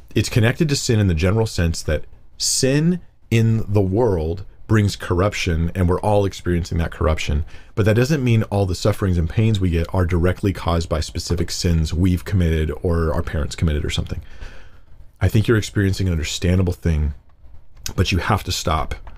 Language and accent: English; United States; I'm, I'm American. I'm American, really